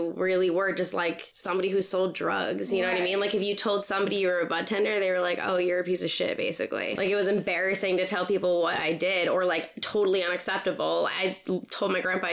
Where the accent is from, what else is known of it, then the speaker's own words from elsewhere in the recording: West Barnstable, Massachusetts, United States; now in California, United States; I'm originally from Cape Cod, Massachusetts, a little town called West Barnstable